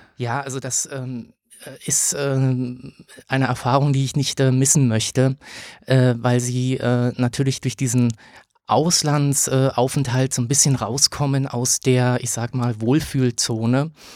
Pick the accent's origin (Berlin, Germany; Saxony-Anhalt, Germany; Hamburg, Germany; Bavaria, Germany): Berlin, Germany; Also ich bin in Berlin geboren, ähm, habe dann hier Abitur gemacht